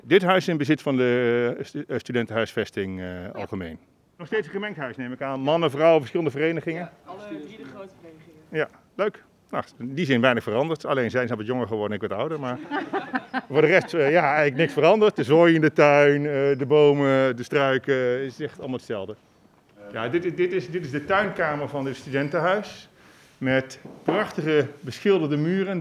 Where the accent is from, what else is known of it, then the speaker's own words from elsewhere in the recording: Bergeijk, North Brabant, Netherlands; moved away as an adult; now in Leiden, Netherlands; Ik kom, kom uit een klein Brabants dorpje, Bergijk genaamd